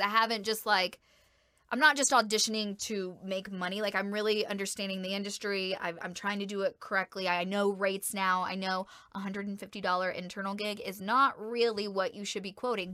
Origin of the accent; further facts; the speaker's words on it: Georgia, United States; moved away as an adult; now in El Paso, United States; my hometown and in the state of Georgia